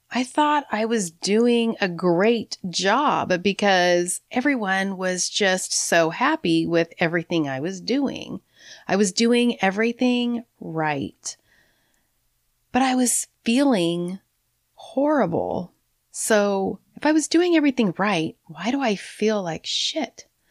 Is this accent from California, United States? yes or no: yes; San Francisco, California, United States; I was born on March twenty-second, nineteen sixty-eight in San Francisco